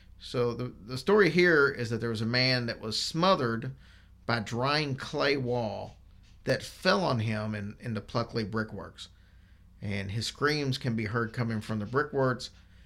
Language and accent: English; Louisville, Kentucky, United States; my hometown of Louisville